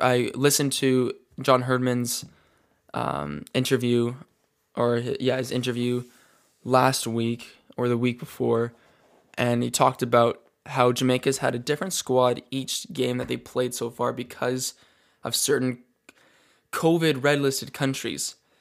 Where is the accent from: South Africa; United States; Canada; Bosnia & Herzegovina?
Canada; Calgary, Alberta; I'm from Calgary, Alberta, Canada